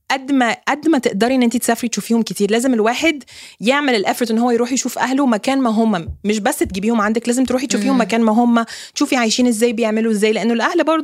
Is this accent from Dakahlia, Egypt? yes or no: no; Alexandria, Alexandria Governorate, Egypt; ممكن يومين ثلاثه في اسكندريه انا اصلا من اسكندريه